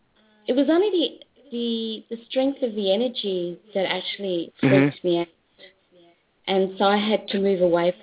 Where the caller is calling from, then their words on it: Melbourne, Victoria, Australia; From Melbourne, Australia.